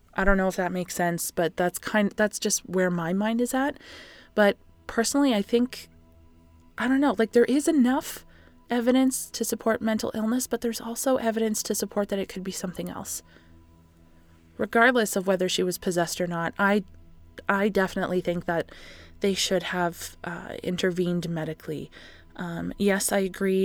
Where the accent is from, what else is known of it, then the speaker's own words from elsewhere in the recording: Canada; I am That Canadian